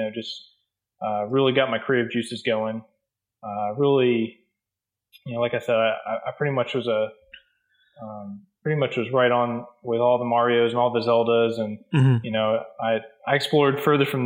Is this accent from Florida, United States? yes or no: yes; Hobe Sound, Florida, United States; now in Jacksonville, United States; I grew up in Hope Sound, Florida